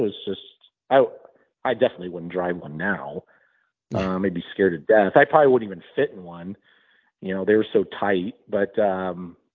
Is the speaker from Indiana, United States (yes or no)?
no; Southern California, United States; I came from Southern California